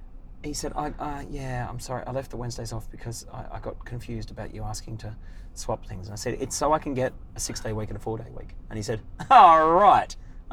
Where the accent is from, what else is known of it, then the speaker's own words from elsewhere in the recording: Frankston, Victoria, Australia; moved away; I came from Frankston.